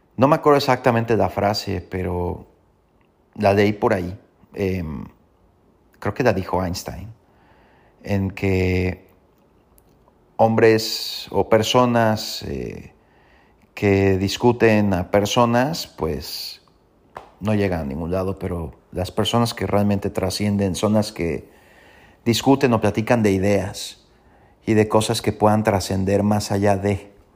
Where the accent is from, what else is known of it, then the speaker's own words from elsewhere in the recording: Mexico; Como buenos mexicanos y latinos